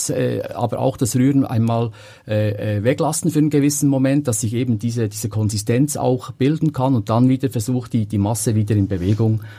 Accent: Switzerland; nur kommen wir natürlich aus der Schweiz und machen das natürlich klassisch mit unseren bekannten Käsesorten.

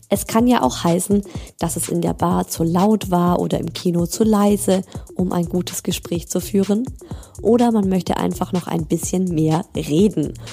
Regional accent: Baden-Württemberg, Germany; Also ich bin, ich komme ja aus Schwaben, ich komme ja nicht aus Bayern.

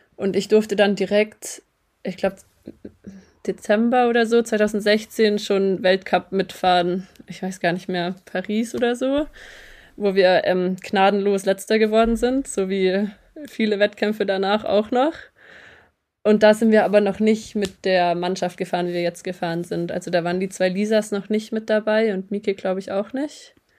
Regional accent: Metzingen, Baden-Württemberg, Germany; also born or lived in Eningen; ich bin geboren in Metzingen

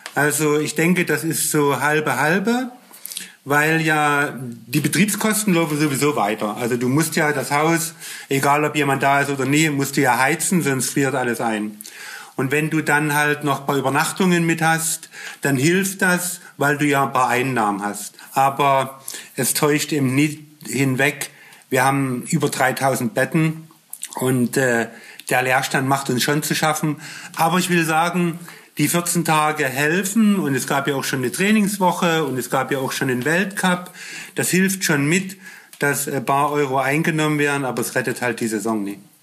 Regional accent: Germany

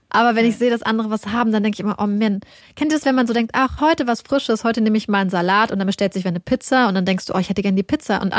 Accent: Lower Saxony, Germany; Wir kommen ja beide aus Niedersachsen

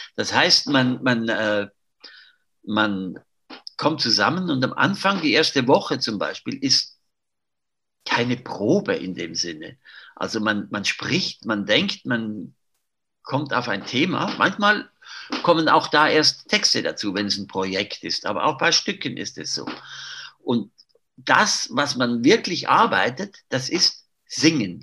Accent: Zurich, Switzerland; ich bin in Zürich aufgewachsen

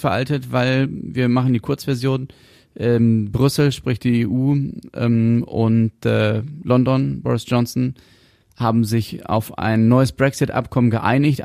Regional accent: Germany; wir Deutschen

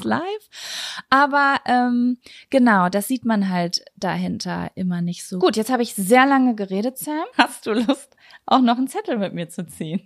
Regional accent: Lübbecke, North Rhine-Westphalia, Germany; bei uns in Lübbecke

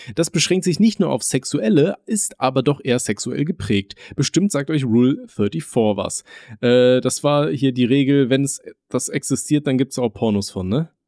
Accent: Aachen, North Rhine-Westphalia, Germany; moved away; bei uns in Aachen, da wo wir gewohnt haben

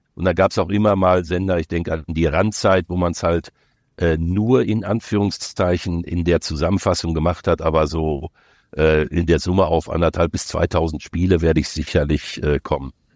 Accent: near Dortmund, North Rhine-Westphalia, Germany; Ich bin ja groß geworden in der Nähe von Dortmund

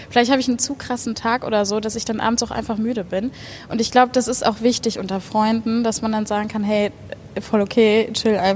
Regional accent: Bochum, North Rhine-Westphalia, Germany; also born or lived in Hattingen; Aber sonst in Bochum zur Schule gegangen, aufgewachsen.

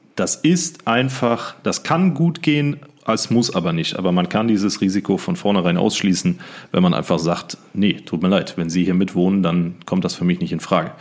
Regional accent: Siegen, North Rhine-Westphalia, Germany; in meiner Heimatstadt in Siegen gearbeitet habe

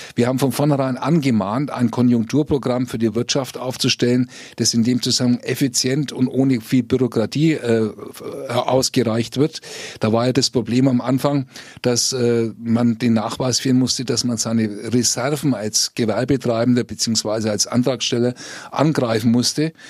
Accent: Fürth, Bavaria, Germany; Ich komme aus Fürth

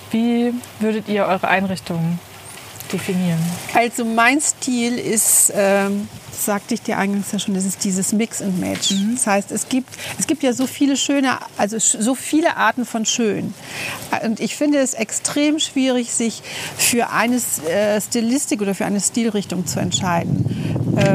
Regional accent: Delmenhorst, Lower Saxony, Germany; born there; now in Braunschweig, Germany; ähm, lebe in Braunschweig jetzt, glaube ich, seit 30, seit fast 40 Jahren, gebürtig aus Delmenhorst.

